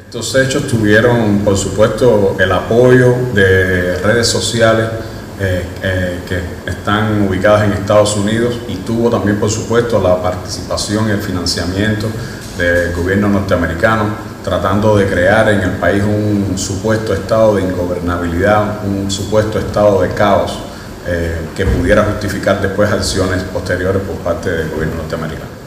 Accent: Cuba

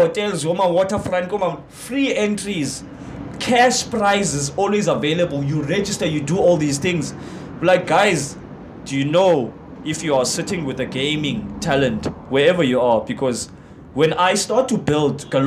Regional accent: Cape Town, Western Cape, South Africa; I'm born and raised in Gugs

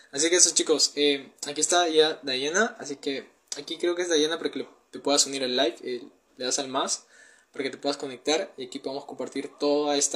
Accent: Peru; tengo 19 años, soy de Perú

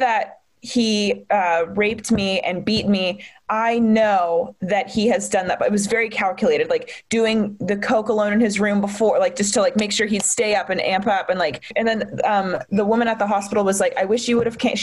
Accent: Charlotte, North Carolina, United States; I'm from Charlotte

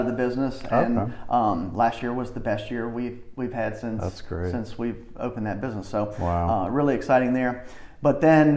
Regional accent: Chesapeake, Virginia, United States; born and raised in the Western Branch part of Chesapeake

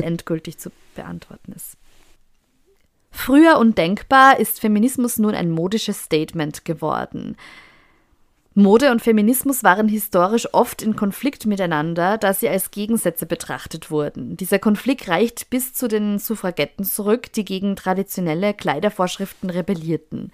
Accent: Austria; bei uns in Österreich

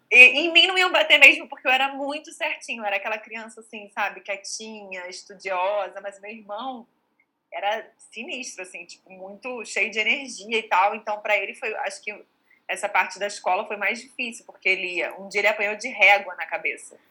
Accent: Rio de Janeiro, Brazil; also born or lived in Portugal; eu sou carioca, estudei aqui, fiz tudo aqui. Na verdade, eu morei cinco anos em Portugal mas quando eu era criança, dos 7 aos 12

